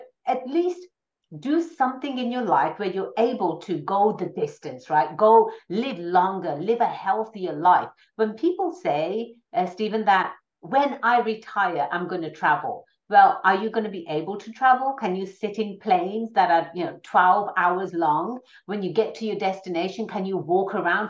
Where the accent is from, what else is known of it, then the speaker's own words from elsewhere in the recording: England, United Kingdom; moved away as an adult; now in California, United States; I was born and raised in England. I came out to America for further education. I've always been in California.